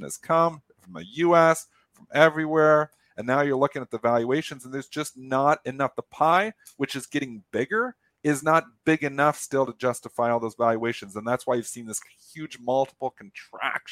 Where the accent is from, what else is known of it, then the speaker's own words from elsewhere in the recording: Canada; me as a Canadian